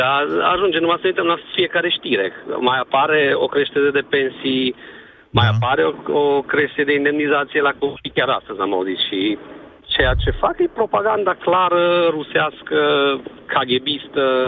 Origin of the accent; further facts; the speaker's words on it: Cluj-Napoca, Cluj County, Romania; te sunt din Cluj